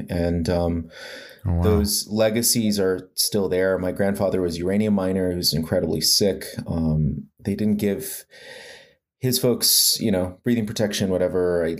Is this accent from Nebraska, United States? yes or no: no; Arizona, United States; also born or lived in Lawrence, Kansas / Salie, Arizona; now in Tucson, United States; But I'm originally from the Navajo Nation in northeastern Arizona. I grew up in a few places, Lawrence, Kansas, and a place called Salie, Arizona. I live in Tucson now